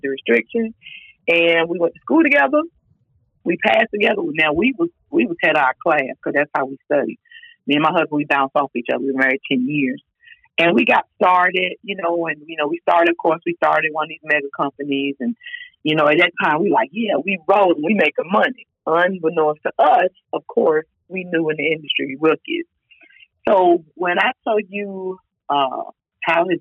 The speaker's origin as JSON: {"language": "English", "town": "Durham", "region": "North Carolina", "country": "United States", "tie": "born or raised there", "also_born_or_lived": "Richmond, Virginia", "said": "I was born in Richmond, Virginia, but I've been in North Carolina since I was three."}